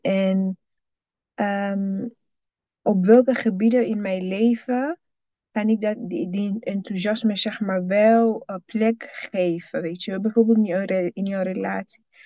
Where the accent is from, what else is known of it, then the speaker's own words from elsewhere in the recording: Burundi; moved away; als kind in Burundi